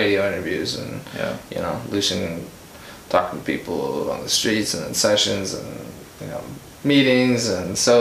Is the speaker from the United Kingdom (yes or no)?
no; United States; we're American